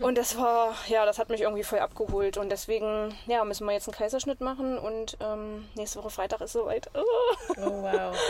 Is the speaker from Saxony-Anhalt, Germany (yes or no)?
yes; near Magdeburg, Egeln basin, Saxony-Anhalt, Germany; moved away; Magdeburg, aus der Nähe von Magdeburg. Äh, aus der Egelner Mulde ursprünglich